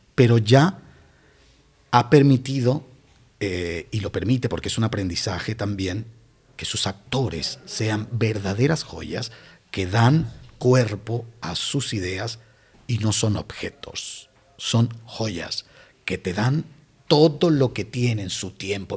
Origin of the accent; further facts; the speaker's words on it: Barquisimeto, Lara, Venezuela; moved away as an adult; also born or lived in Canary Islands; now in Guía de Isora, Spain; volví a, Barquisimeto, que es mi ciudad natal